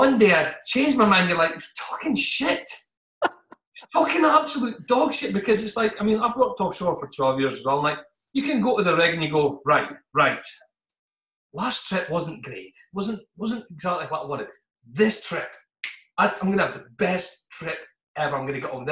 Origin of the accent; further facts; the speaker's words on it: northeast of Scotland, United Kingdom; being Scottish and coming from the northeast of Scotland